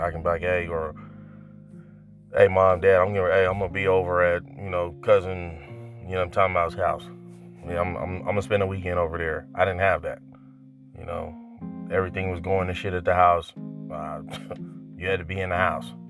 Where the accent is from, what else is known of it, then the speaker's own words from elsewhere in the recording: North Carolina, United States; moved away; I'm originally from North Carolina